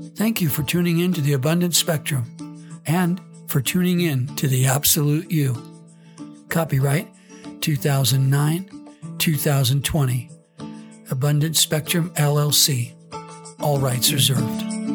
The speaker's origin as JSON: {"language": "English", "region": "Southern California", "country": "United States", "tie": "born or raised there", "also_born_or_lived": "Central Coast, California", "said": "I was born and raised in Southern California, now residing in the Central Coast of California."}